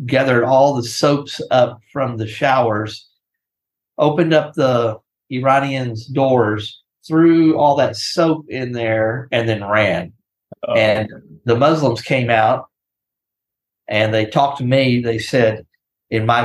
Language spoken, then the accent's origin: English; Corpus Christi, Texas, United States; I'm from South Texas, Corpus Christi is where I was born, raised